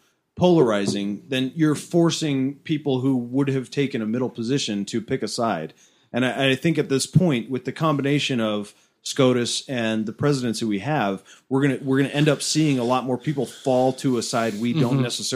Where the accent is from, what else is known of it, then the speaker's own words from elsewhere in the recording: Ireland; I'm just Irish, Matt.